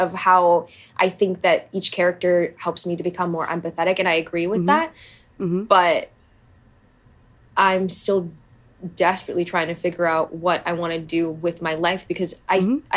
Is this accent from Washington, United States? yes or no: no; Hawaii, United States; I grew up in Hawaii. I did all the water sports